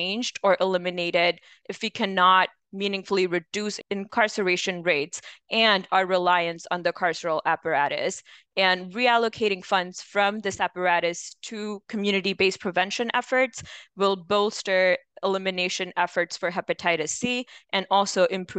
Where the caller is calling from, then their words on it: Nashville, Tennessee, United States; I'm calling today from Nashville, Tennessee.